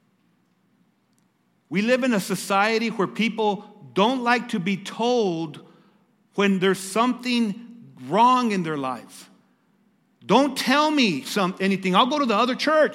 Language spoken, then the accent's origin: English; Lordsburg, New Mexico, United States; I'm from Lordsburg, New Mexico